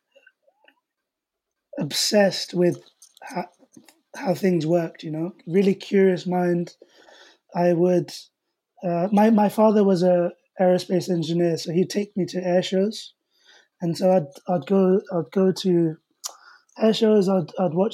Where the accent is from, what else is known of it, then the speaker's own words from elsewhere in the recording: London, United Kingdom; I'm also from the Asian community, small community in West London